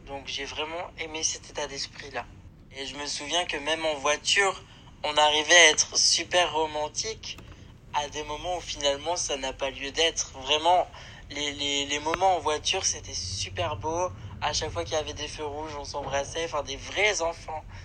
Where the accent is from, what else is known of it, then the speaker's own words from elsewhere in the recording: France; moi-même je suis français